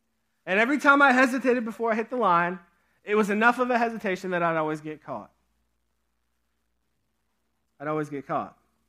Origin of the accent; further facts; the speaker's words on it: Pennsylvania, United States; at the camp that I grew up at in Pennsylvania.